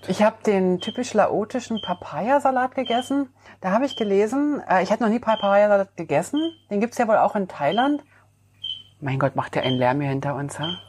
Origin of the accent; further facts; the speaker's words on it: Switzerland; Also ich als Schweizer